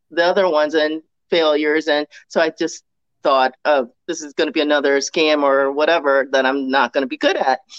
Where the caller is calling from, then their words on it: Baltimore, Maryland, United States; So I am in Baltimore, Maryland.